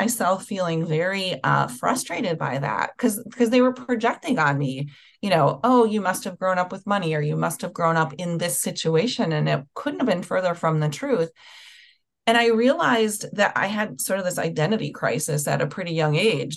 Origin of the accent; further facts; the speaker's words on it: Milwaukee, Wisconsin, United States; I grew up in Milwaukee, Wisconsin